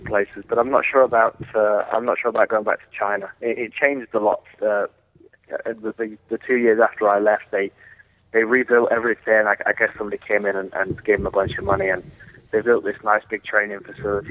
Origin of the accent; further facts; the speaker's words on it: England, United Kingdom; also born or lived in Los Angeles, California; now in Las Vegas, United States; I'm from England, you see. We like the cold and the grey